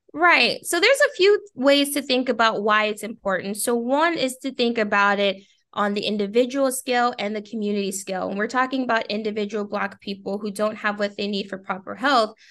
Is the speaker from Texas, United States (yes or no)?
yes; Texas, United States; I am a Texan